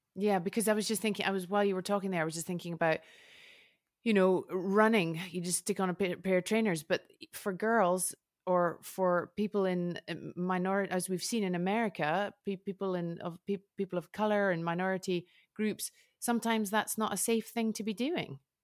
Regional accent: United Kingdom; now in Switzerland; I'm British, but I've lived in Switzerland for a long time

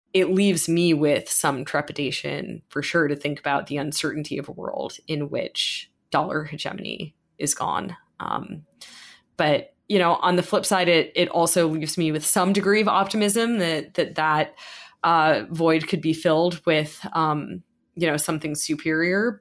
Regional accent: United States; as an American

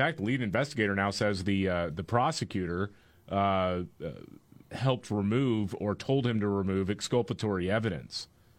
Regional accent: Texas, United States; born or raised there

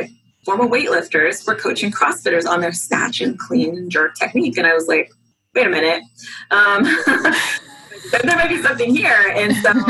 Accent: Southern California, United States; moved away as an adult; also born or lived in Long Beach, California; now in Arlington, United States; I grew up in Southern California

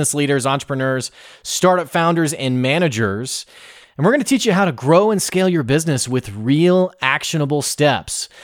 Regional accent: Little Rock, Arkansas, United States; I'm from Little Rock

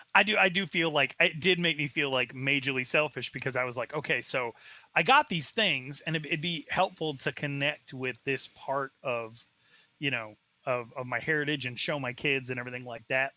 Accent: Arizona, United States; I was raised in Arizona, very far away from the reservation

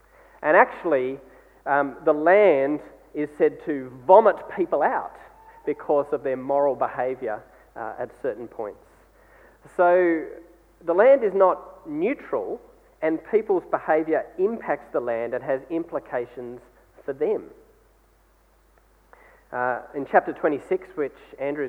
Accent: Australia; as Australian people

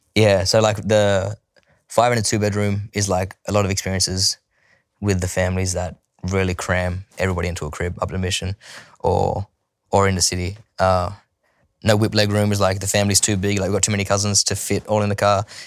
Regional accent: Sydney, New South Wales, Australia; also born or lived in Bowraville, New South Wales; growing up there, I spent, from when I was born to seven in Bowerville, and then we moved to Sydney for Dad's music. I spent from seven till fourteen in Sydney

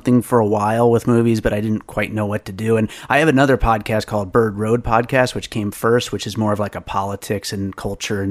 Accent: the Poconos, Pennsylvania, United States; also born or lived in New York; now in Las Vegas, United States; I grew up in Pennsylvania in the Poconos, and I was born in New York

